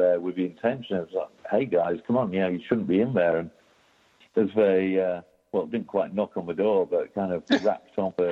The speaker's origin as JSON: {"language": "English", "country": "United Kingdom", "moved": "yes", "said": "as a Brit"}